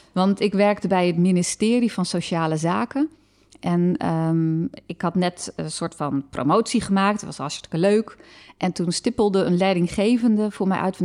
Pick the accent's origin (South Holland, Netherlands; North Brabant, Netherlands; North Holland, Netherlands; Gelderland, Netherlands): Gelderland, Netherlands; Harderwijk; in Harderwijk, waar ik ben opgegroeid